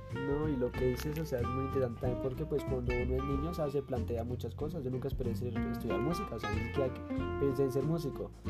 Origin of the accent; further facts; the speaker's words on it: Colombia; moved away as an adult; now in Tunja, Colombia; ahorita estamos en Tunja, como a cuatro horas de mi pueblo